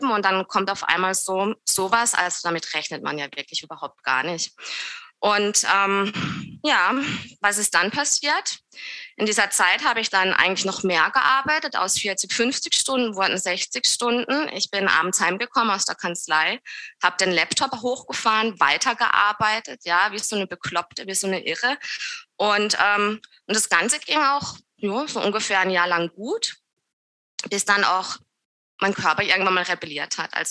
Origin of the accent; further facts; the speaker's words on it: Southern Germany, Germany; accent: Swiss; ich komme aus dem Süden von Deutschland, näher der Schweizer Grenze. Ähm, kann auch ganz sein, dass ich ab und zu mal einen gleichen Schweizer Akzent drinne habe.